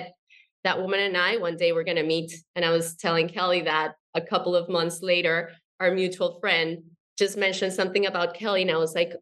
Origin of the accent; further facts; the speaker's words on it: Colombia; I'm from Colombia, South America